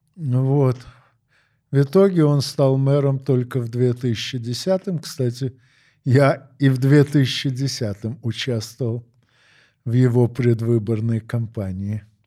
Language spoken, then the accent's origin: Russian; Odesa, Odesa Oblast, Ukraine; moved away as an adult; now in Moscow, Russia; Я родился в Одессе 9 декабря 1952 года. Ну, а с 6 сентября 1995 работаю в Москве.